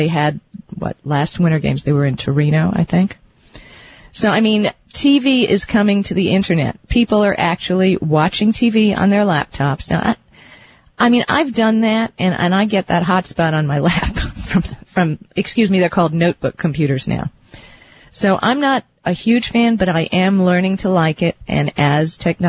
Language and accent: English; New York, United States; I was born in New York